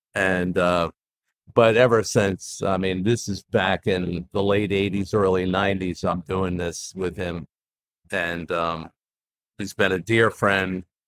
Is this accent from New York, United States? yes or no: yes; New York, United States; moved away; Well, here I am. I'm a transplant from New York. Moved here in '87